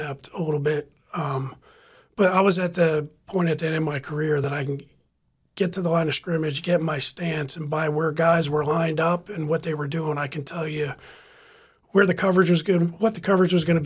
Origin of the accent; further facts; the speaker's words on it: New Jersey, United States; moved away as an adult; also born or lived in Pittsburgh, Pennsylvania / Miami, Florida / Tampa, Florida; now in Madeira Beach, United States; I grew up in New Jersey